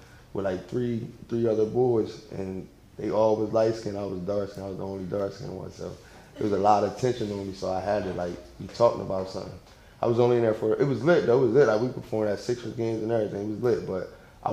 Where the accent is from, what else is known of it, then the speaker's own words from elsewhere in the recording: Salem, New Jersey, United States; I'm from South Jersey